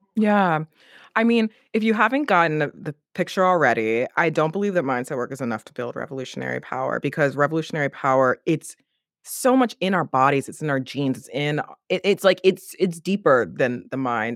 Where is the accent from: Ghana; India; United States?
United States; accent: American; you can hear my accent, I'm American